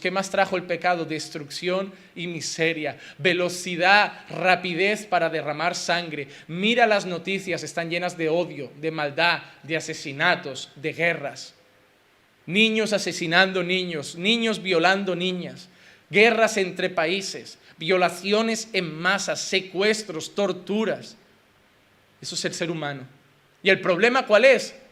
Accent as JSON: {"language": "Spanish", "country": "Spain", "said": "como español"}